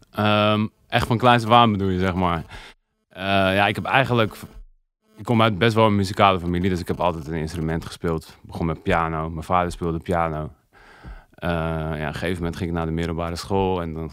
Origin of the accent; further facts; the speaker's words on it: Overijssel, Netherlands; Dit is een uh, eh, in de buurt van Zwolle.